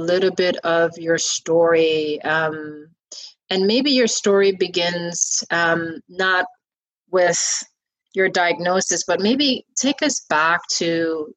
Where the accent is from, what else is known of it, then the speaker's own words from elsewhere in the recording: Guyana; growing up in Guyana, my grandmother used